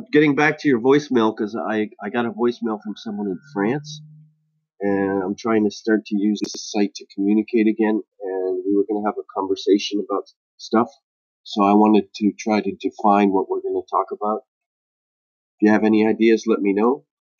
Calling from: Japan; I'm recording from Japan.

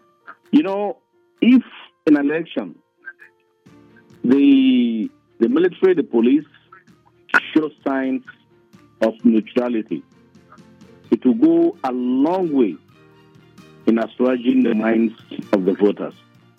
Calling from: Lagos, Nigeria; I'm calling you from Lagos.

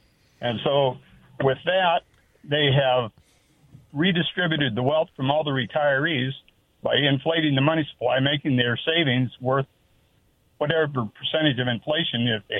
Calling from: Walla Walla, Washington, United States; Calling from Walla Walla.

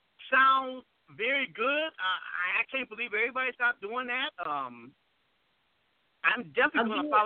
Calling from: Ohio, United States; I'm calling from Ohio.

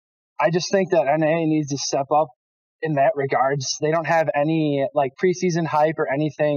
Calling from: Oshkosh, Wisconsin, United States; I'm calling from Oshkosh, Wisconsin.

